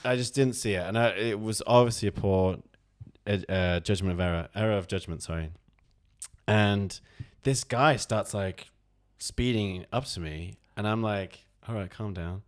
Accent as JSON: {"language": "English", "town": "Oldham", "region": "North West England", "country": "United Kingdom", "said": "I'm from Oldham."}